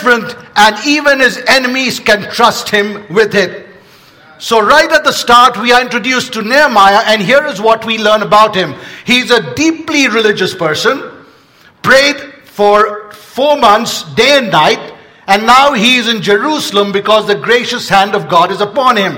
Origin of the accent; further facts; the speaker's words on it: India; moved away; I grew up in India.